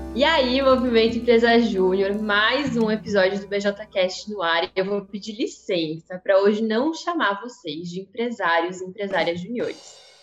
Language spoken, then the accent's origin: Portuguese; Santa Catarina, Brazil; venho de Santa Catarina